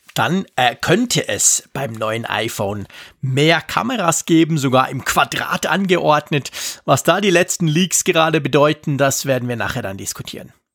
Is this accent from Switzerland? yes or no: yes; Switzerland; als Schweizer